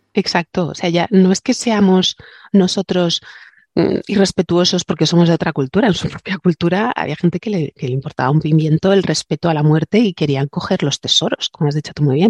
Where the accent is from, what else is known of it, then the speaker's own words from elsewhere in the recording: Alicante, Valencian Community, Spain; aquí en mi tierra se dices antiu, dices shishona.